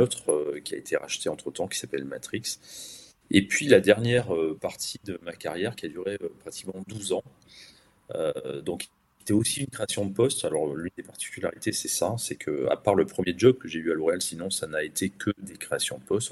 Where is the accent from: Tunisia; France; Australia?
France; Bordeaux, Nouvelle-Aquitaine; Je suis originaire de Bordeaux